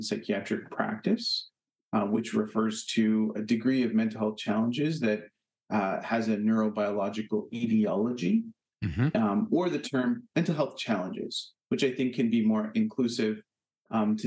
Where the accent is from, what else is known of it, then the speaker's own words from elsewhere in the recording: Canada; now in Hartford, United States; as a Canadian